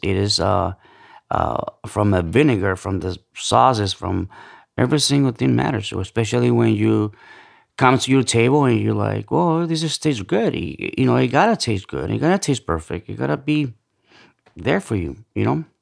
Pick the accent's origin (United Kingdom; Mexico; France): Mexico; central Mexico; moved away; also born or lived in Los Angeles / Chicago / New York; I'm from Central Mexico, um, moved to L A, uh, back in the nineties, um, Chicago, uh, New York